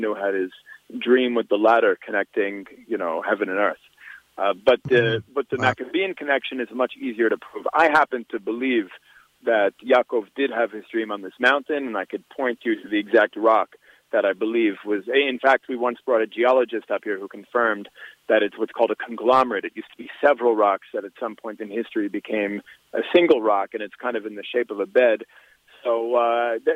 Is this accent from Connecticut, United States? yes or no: no; New York City, New York, United States; now in Israel; I was born and raised in New York City.